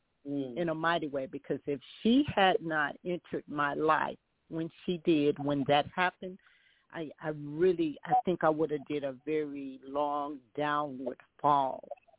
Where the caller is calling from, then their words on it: Charlotte, North Carolina, United States; I'm from Charlotte, North Carolina